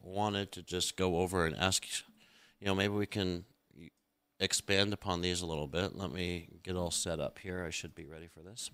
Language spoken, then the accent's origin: English; United States; being an American is, growing up, like only the weird drama kids watched foreign films